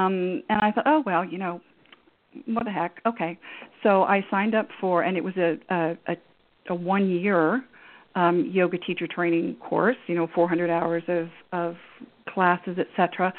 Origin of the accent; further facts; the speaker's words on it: Canada; And I grew up in Canada, and we moved around a fair bit.